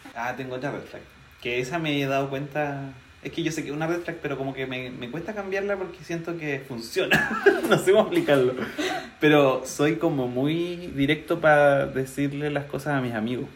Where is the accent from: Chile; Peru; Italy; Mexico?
Chile; como sociedad chilena